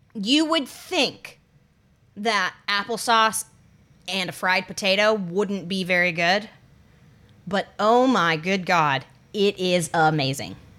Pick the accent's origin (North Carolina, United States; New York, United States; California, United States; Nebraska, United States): North Carolina, United States; moved away; my hometown in North Carolina